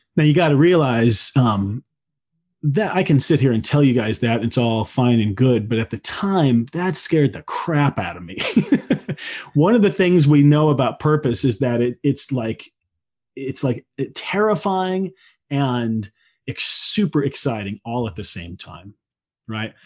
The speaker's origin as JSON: {"language": "English", "region": "Midwest", "country": "United States", "tie": "born or raised there", "said": "I grew up in the Midwest, you know, in the eighties"}